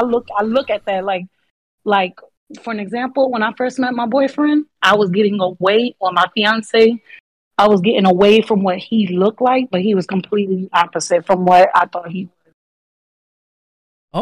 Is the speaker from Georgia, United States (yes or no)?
no; Fort Lauderdale, Florida, United States; I'm actually from Fort Lauderdale down south